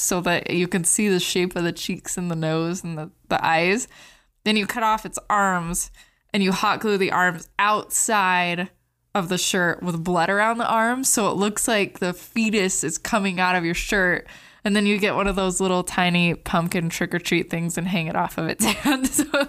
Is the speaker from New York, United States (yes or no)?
no; Hurricane, Utah, United States